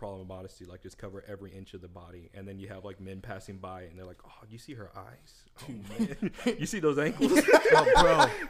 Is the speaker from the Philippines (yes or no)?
yes; Philippines; I'm Filipino, first of all.